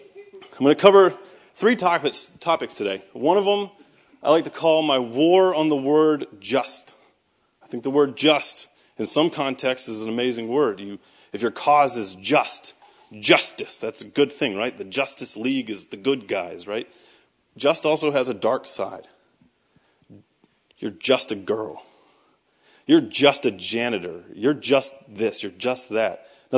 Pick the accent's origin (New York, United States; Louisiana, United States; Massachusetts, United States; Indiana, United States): Massachusetts, United States; Boston; accent: Boston; No, so I am from Boston, so I'm going to tell you guys right from the start that this entire thing is built on a foundation of lies. Because I normally talk like this, and it's taken me about 10 years to hide my accent